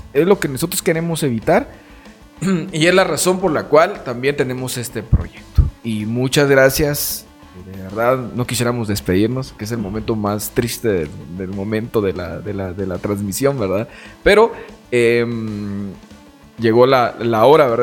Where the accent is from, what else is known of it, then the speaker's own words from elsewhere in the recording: Jacaltenango, Huehuetenango, Guatemala; nosotros como jacaltecos, como guatemaltecos